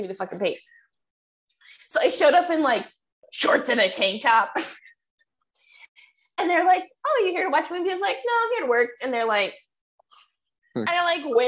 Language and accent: English; Colorado, United States; born or raised there; moved away